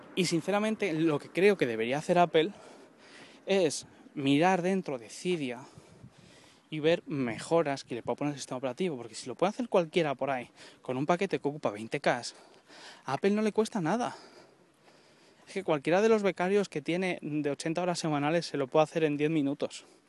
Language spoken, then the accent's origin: Spanish; Colmenar Viejo, Community of Madrid, Spain; Estoy en Colmenar Viejo, Madrid